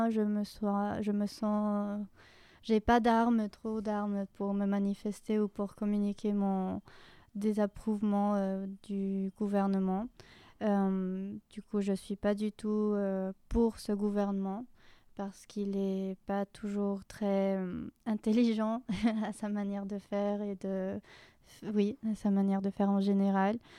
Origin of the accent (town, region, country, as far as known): Bogotá, Colombia; moved away as an adult; now in Lyon, France